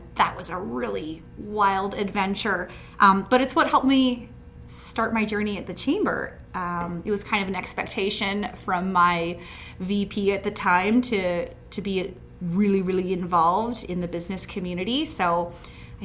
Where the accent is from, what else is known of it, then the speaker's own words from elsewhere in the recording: Hinton, Alberta, Canada; I'm born and raised in Hinton. I grew up on an acreage just outside of town